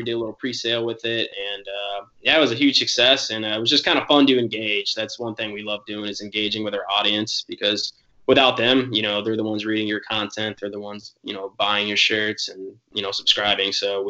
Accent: Jacksonville, North Carolina, United States; also born or lived in Virginia; I'm from Jacksonville, North Carolina. I grew up a Marine kid. And so I was born near the military base there, but grew up bouncing between there and Virginia.

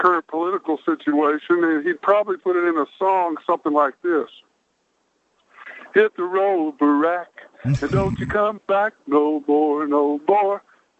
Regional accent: Pensacola, Florida, United States; now in Dallas, United States; I'm from Dallas, but it's probably it's okay because I was born in Florida, Pensacola.

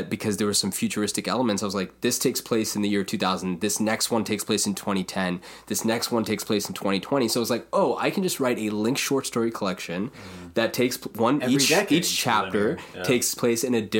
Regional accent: India; You know, being Indian, there's always some... folk mythology.

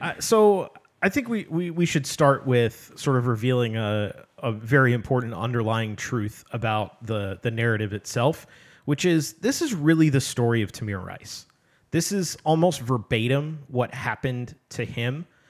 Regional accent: Midwest, United States; I come from the Midwest

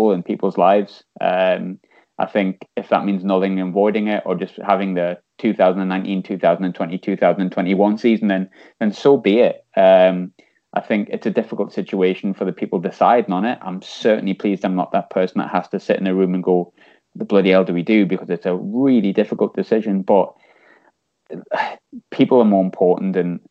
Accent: North East, North East England, United Kingdom; I am from the North East

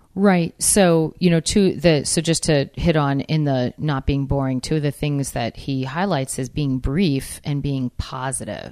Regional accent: New England, United States; I'm from New England

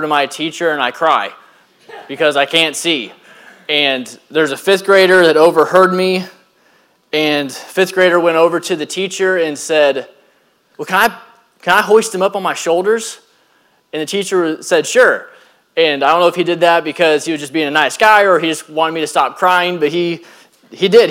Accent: Liberty, United States; I grew up here in Liberty, and I actually attended Alexander Donovan from K through fifth grade.

